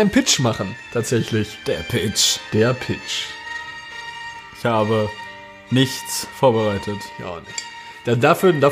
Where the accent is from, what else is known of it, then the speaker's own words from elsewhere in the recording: Schwerte, North Rhine-Westphalia, Germany; bin 22 Jahre alt und komme aus dem wunderschönen Schwerte.